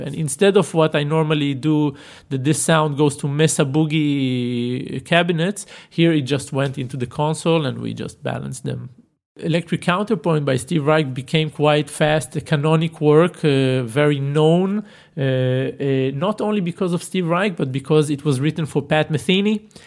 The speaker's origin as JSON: {"language": "English", "area": "Tel Aviv area", "region": "Tel Aviv District", "country": "Israel", "tie": "born or raised there", "said": "born in Tel Aviv and grew up in uh, what we call these satellite sleeping towns around it"}